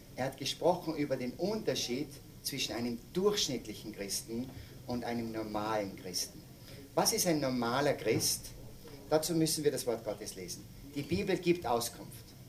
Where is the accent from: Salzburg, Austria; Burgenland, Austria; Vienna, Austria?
Salzburg, Austria; ich komme aus Salzburg, aus den Bergen